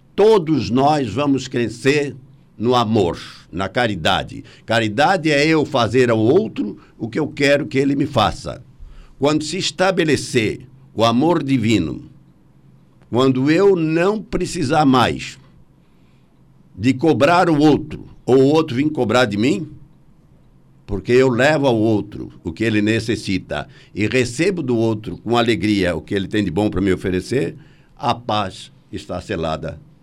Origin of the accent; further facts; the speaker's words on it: Brazil; Nós somos brasileiros, com muito orgulho e com muita paixão